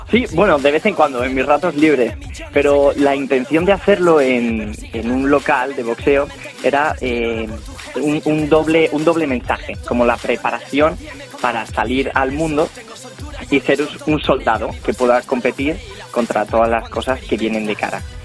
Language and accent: Spanish; Spain; yo me siento orgulloso de, ser español